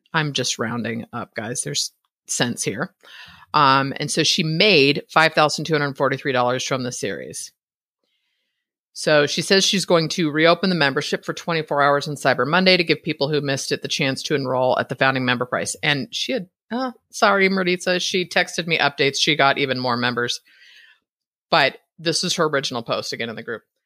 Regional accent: Northern California, United States; now in Idaho, United States; born and raised in Northern California

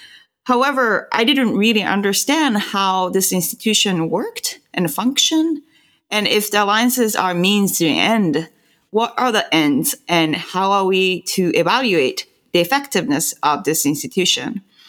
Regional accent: Tokyo, Japan; now in Austin, United States; I'm originally from Tokyo, Japan. I grew up there.

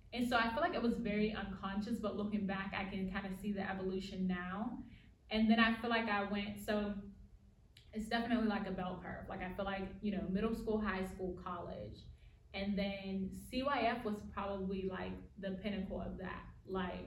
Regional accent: United States; accent: African-American Vernacular English; first language African-American Vernacular English; this is my native language, like African-American vernacular English

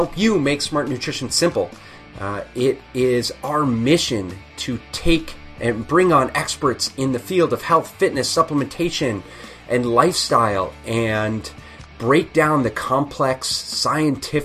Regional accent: United States; being American rugby players

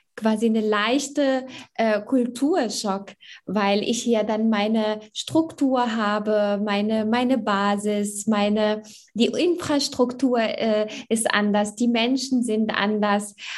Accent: Morocco; also born or lived in Germany; now in Essen, Germany; Also ich bin in Marokko geboren und aufgewachsen und bin äh, mit jungen äh, Jahren hier nach Deutschland gekommen

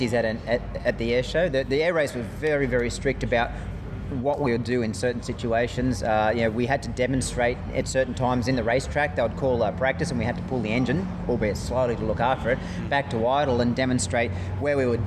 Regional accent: Australia; being an Australian again

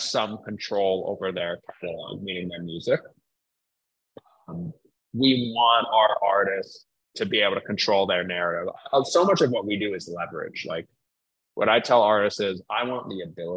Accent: New York, United States; now in Philadelphia, United States; I'm from New York

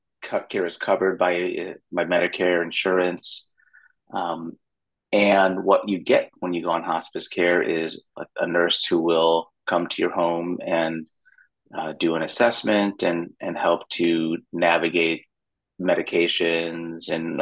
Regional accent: Chicago, Illinois, United States; now in San Diego, United States; I'm originally from Chicago

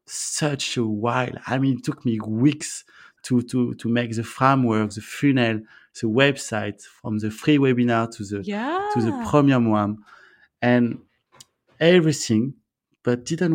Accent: France; accent: French; English is a second language; I guess my French accent was too strong for people to understand.

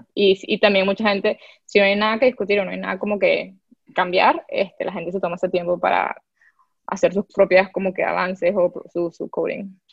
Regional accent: Venezuela; moved away; como muchos venezolanos

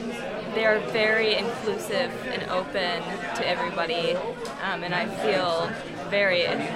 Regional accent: West Lafayette, Indiana, United States; I am from West Lafayette, Indiana, and my church is the First United Methodist Church of West Lafayette.

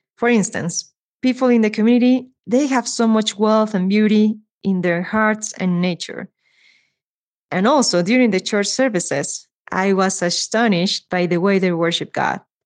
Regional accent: Mexico City, Mexico; I am from Mexico City

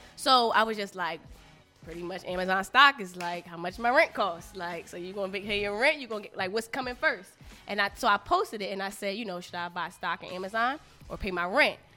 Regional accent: Philadelphia, Pennsylvania, United States; I went to Central High School in Philly

